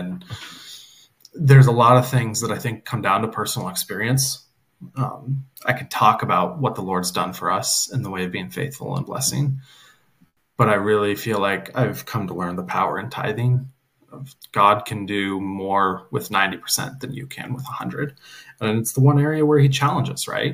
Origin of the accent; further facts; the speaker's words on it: West Coast, United States; moved away as an adult; also born or lived in Bible Belt; Growing up on the West Coast, it's very casual and laid back. You wear your Seahawk jerseys to church